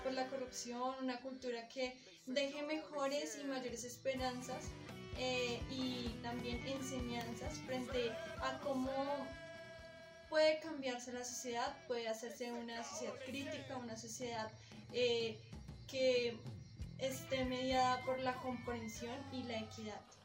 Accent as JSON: {"language": "Spanish", "country": "Colombia", "said": "un legado que nos afianza como colombianos"}